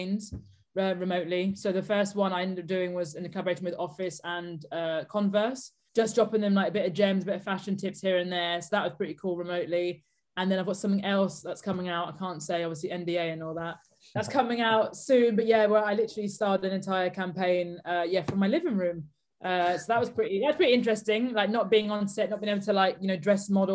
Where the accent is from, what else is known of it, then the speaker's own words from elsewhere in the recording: Buckinghamshire, South East England, United Kingdom; I grew up outside of London in the suburbs of Buckinghamshire.